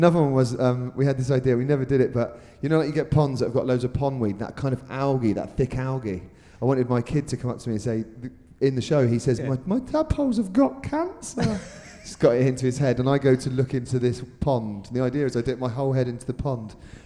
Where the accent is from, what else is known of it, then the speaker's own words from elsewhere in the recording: Reading, South East England, United Kingdom; I'm from Reading. I was born in Reading as well